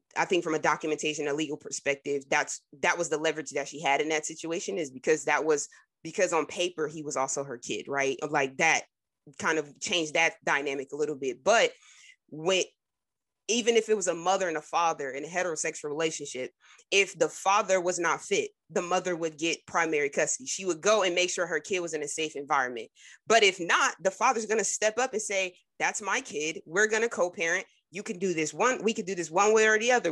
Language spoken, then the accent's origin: English; New Jersey, United States; I'm from Jersey